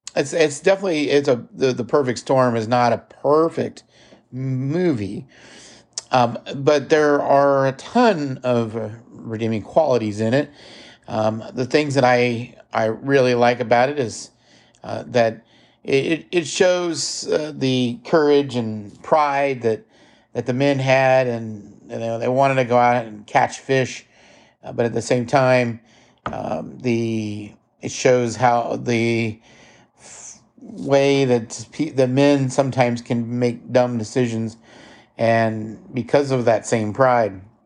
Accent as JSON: {"language": "English", "region": "Midwest", "country": "United States", "also_born_or_lived": "Kansas City, Missouri", "said": "everybody can tell that I'm from the Midwest"}